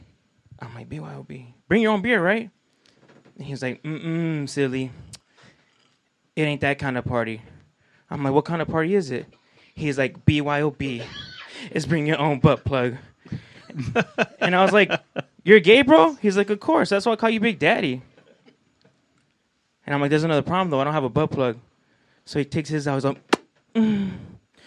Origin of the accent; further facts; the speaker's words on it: Whittier, California, United States; I'm from Whittier, California. Yeah, where the girls are prettier, but the attitude's shittier